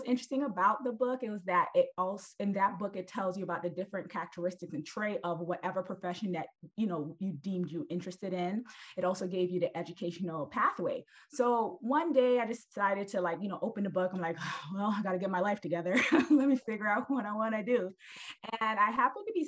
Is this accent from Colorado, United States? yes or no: no; New York City, New York, United States; I'm originally from Brooklyn. I'm from Brooklyn, New York.